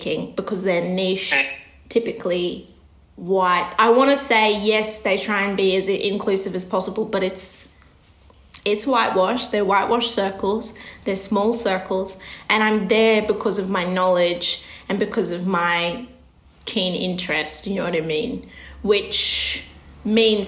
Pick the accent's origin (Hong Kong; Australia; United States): Australia; growing up in Australia